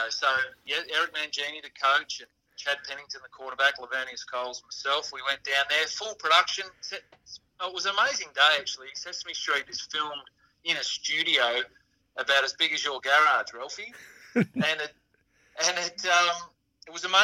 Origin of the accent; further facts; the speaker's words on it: Geelong, Victoria, Australia; Growing up in Geelong in the late 70s, early 80s